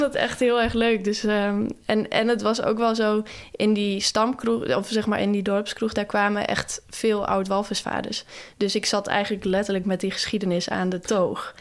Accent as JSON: {"language": "Dutch", "town": "Nes", "region": "Friesland", "country": "Netherlands", "tie": "born or raised there", "said": "dat dorpje waar ik ben opgegroeid. Dat heet Nes. Dat is echt aan de overkant van Schiermonnikoog, maar dan net aan de wal."}